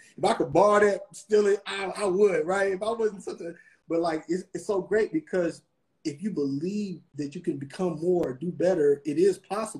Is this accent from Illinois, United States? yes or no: no; Kentucky, United States; also born or lived in Atlanta; I was from Kentucky. I kind of went to high school or whatever in Atlanta for a few years or whatever.